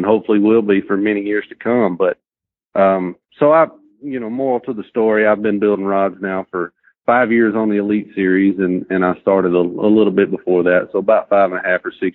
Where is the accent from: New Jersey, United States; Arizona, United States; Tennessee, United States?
Tennessee, United States; Lincoln County; I'm from Lincoln County, Tennessee.